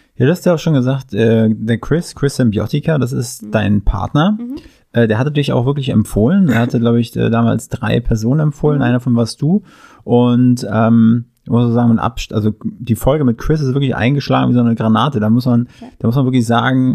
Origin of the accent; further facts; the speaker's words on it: Mecklenburg-Vorpommern, Germany; moved away; Ich komme ursprünglich aus MacPom